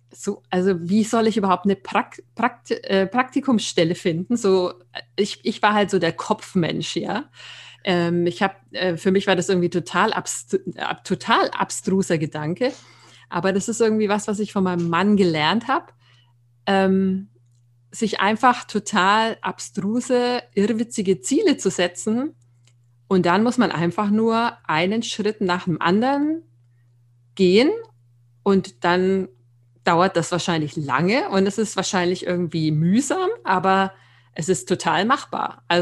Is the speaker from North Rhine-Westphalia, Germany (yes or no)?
no; Nuremberg, Bavaria, Germany; Ja, ich ähm, bin äh, 41 Jahre alt, ähm, komme ursprünglich aus Nürnberg, was man vielleicht auch hört.